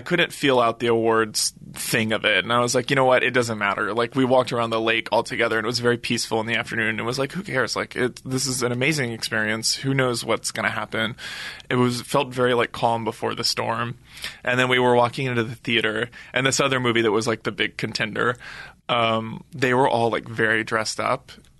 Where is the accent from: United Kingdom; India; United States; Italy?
United States; Texas; Well, it was – as a Texan, it was very cool to have friends come, and my family.